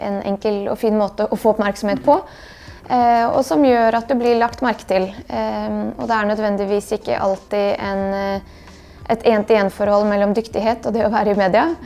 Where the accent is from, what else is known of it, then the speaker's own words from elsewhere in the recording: Bosnia & Herzegovina; now in Norway; det har formet meg veldig at jeg kommer fra Bosnia, og den delen av min identitet er en veldig stor og viktig del, og noe som står veldig stødig. Vi snakker jo bare bosnisk hjemme og har alltid gjort det.